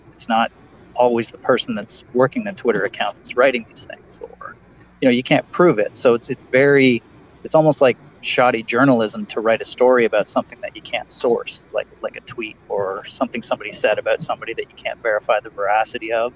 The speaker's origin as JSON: {"language": "English", "region": "Ontario", "country": "Canada", "said": "Yeah, I'm I'm from Ontario, Canada, so I'm just outside of Toronto."}